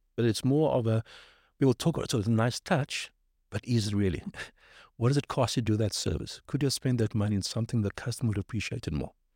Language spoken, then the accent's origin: English; South Africa; moved away as an adult; also born or lived in Cape Town, South Africa / Johannesburg, South Africa / Birmingham, United Kingdom; now in London, United Kingdom; I'm from South Africa